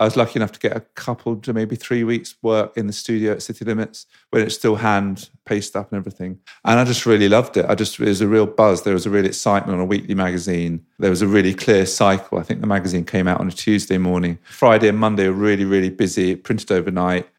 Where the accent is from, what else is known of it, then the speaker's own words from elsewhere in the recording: London, United Kingdom; I grew up in Fulham in West London